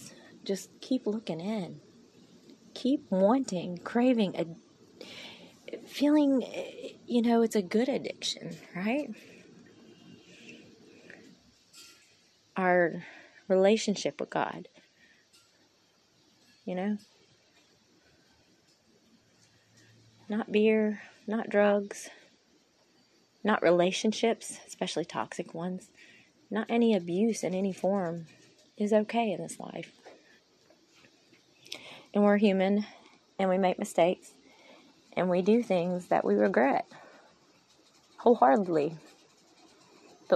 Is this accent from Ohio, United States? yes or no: no; Mississippi, United States; I am from Mississippi